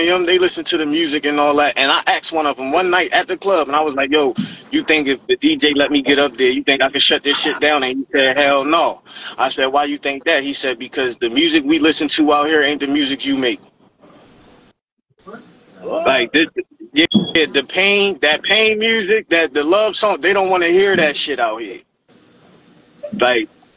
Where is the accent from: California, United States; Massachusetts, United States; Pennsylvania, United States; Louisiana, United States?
Pennsylvania, United States; Philadelphia; moved away as an adult; now in Maryland, United States; I'm from Philly, and you know, I got ties in Delaware and Jersey